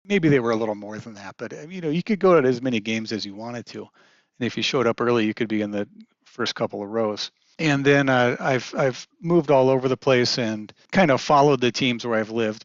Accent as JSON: {"language": "English", "town": "Kansas City", "country": "United States", "tie": "born or raised there", "said": "I grew up in the Kansas City area"}